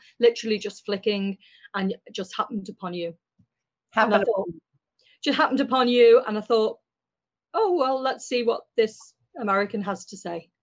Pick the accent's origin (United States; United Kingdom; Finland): United Kingdom; Liverpool, North West England; I'm from Liverpool in the UK.